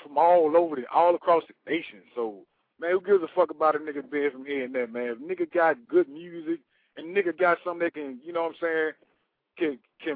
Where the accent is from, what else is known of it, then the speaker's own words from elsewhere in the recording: Memphis, Tennessee, United States; now in Atlanta, United States; I'm originally from Memphis. I'm in Atlanta right now